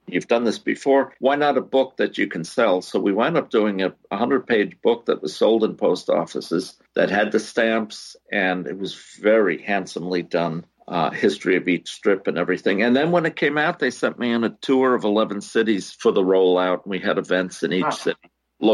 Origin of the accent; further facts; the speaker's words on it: the New York area, United States; growing up in the New York area